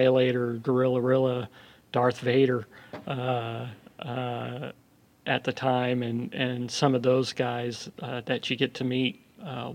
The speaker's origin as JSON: {"language": "English", "region": "Southern California", "country": "United States", "tie": "born or raised there", "also_born_or_lived": "Oakland, California", "said": "I grew up in Southern California. I was born in Oakland. Grew up in Southern California."}